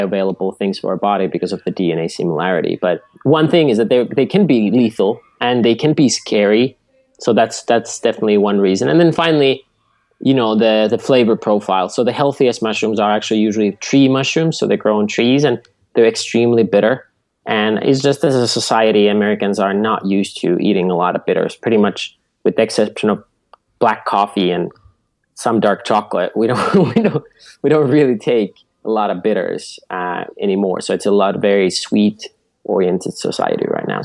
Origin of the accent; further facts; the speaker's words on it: Finland; moved away; Originally, I grew up in Finland at our family farm.